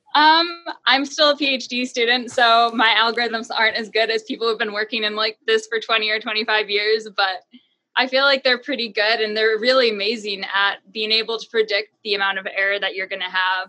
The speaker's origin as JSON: {"language": "English", "region": "New Hampshire", "country": "United States", "said": "I am from New Hampshire"}